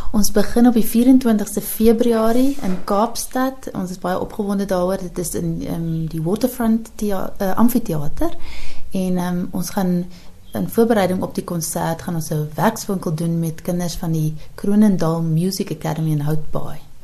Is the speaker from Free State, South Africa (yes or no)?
no; Pretoria, Gauteng, South Africa; now in Hamburg, Germany; ek kom natuurlik uit Pretoria, uit die oostelike deel van Pretoria